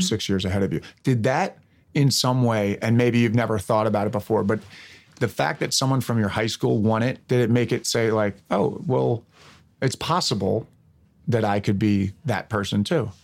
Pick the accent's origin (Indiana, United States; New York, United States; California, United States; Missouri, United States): New York, United States; Westchester County; now in Los Angeles, United States; I grew up in Westchester County